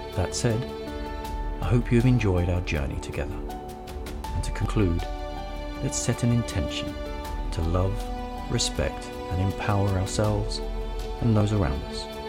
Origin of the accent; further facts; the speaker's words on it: London, United Kingdom; I grew up in North London, England, in a humble, loving family